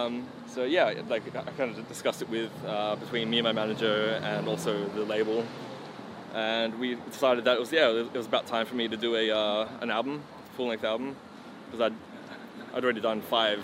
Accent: Australia; I was from Australia.

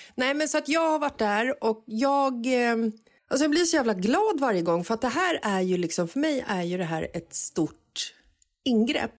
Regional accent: Stockholm, Stockholm County, Sweden; kanske tio år gammal så växte jag upp i Bagarmossen

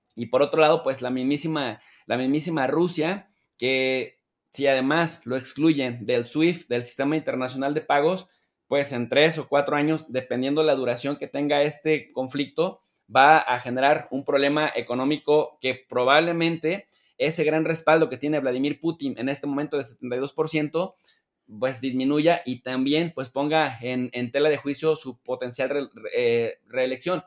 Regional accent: Mexico; estamos en México y somos mexicanos

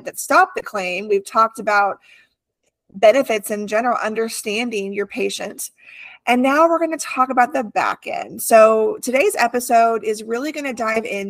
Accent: California, United States; moved away; I grew up in California, different kind of heat. I had the beach near me

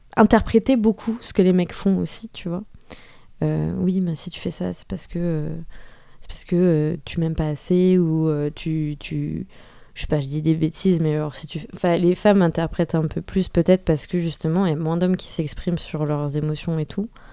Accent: France; je suis française, issue d'une famille quand même aisée

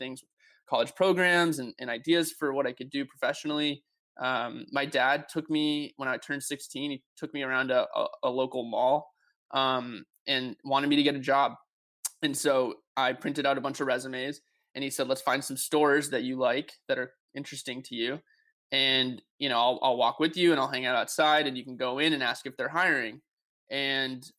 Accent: Hollis, New Hampshire, United States; I grew up in a small town in New Hampshire. It's called Hollis, New Hampshire

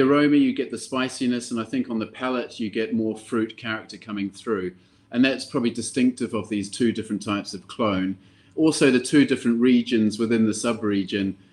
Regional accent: New Zealand; also born or lived in Europe; now in Stockholm, Sweden; I'm from New Zealand, um, but I've been living in Europe for quite some time.

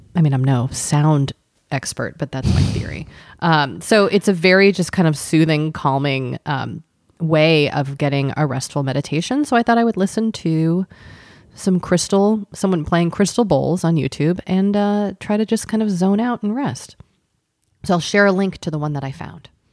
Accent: Boston, Massachusetts, United States; moved away; also born or lived in Southern California (near Disneyland); growing up in Boston

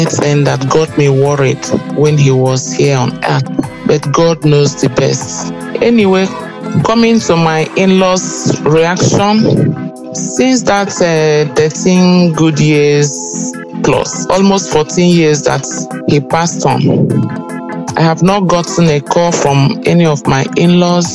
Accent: Enugu State, Nigeria; I hail from Enugu State

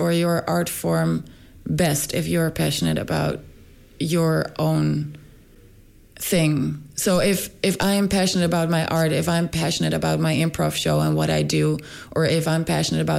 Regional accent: Rotterdam, South Holland, Netherlands; moved away as an adult; now in Stockholm, Sweden; I was born in Rotterdam in the Netherlands, and then I moved around in the Netherlands a little bit

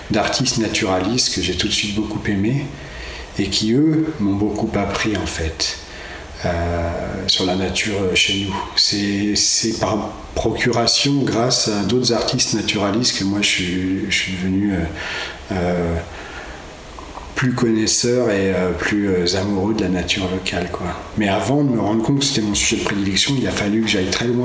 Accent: Cholet, Pays de la Loire, France; je suis né euh, donc à Cholet, euh, version bocage. donc j'ai grandi dans la campagne, enfin en milieu rural type

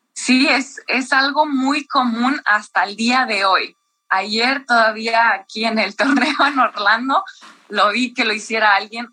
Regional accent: Mexico; como somos mexicanos

